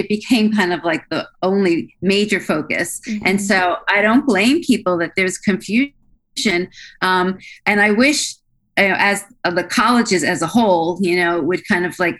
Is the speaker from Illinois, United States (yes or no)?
no; Philadelphia, Pennsylvania, United States; I'm actually from Philadelphia